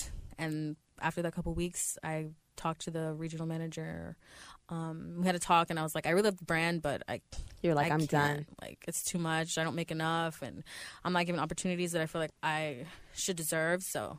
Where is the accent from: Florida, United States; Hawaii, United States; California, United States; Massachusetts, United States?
Florida, United States; Orlando; now in Los Angeles, United States; Yeah, Orlando.